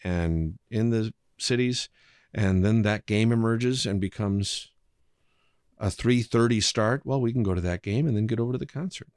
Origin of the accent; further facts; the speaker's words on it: Dell Rapids, South Dakota, United States; growing up in Del Rapids